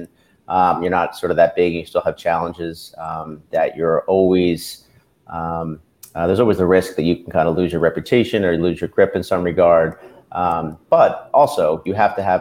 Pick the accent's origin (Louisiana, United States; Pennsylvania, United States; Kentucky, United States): Pennsylvania, United States; Bucks County; also born or lived in Los Angeles; moved back to the Philadelphia area. I was from Bucks County originally.